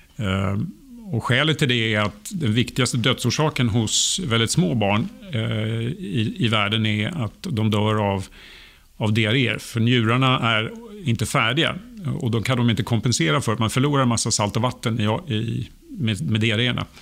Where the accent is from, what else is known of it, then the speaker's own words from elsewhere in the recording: Sweden; also born or lived in Sturgis, Michigan; som svensk